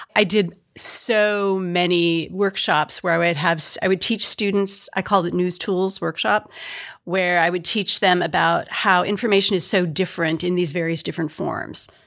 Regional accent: Midwest, United States; I'm from the Midwest

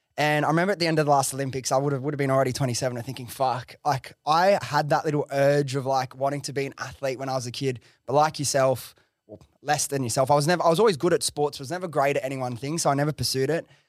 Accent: Australia; as an Aussie

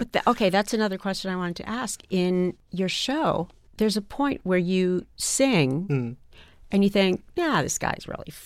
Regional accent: Indiana, United States; I'm from Indiana.

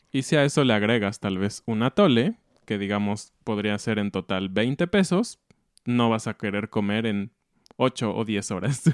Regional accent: Mexico

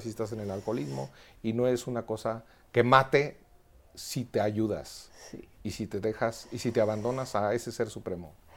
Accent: Quiroga, Michoacán, Mexico; also born or lived in Madrid, Spain; now in Mexico City, Mexico; en mi pueblo, en Quiroga, Michoacán

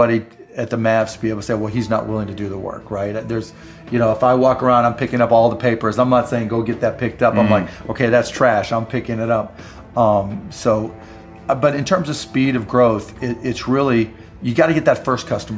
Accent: Pittsburgh, Pennsylvania, United States; I grew up in Pittsburgh

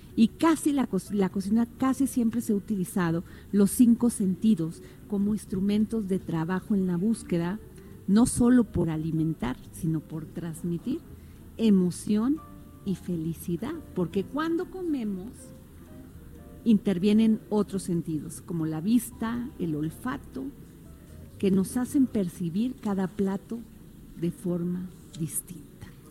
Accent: Mexico; somos los mexicanos

